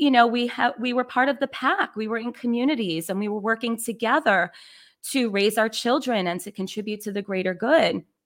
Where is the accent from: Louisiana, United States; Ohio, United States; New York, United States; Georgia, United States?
New York, United States; New York City; I was born and raised in the Bronx, New York.